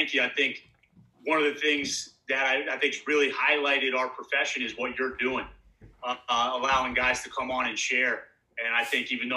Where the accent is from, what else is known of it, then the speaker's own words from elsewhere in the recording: New Jersey, United States; moved away as an adult; also born or lived in Poughkeepsie, New York; I am from New Jersey originally.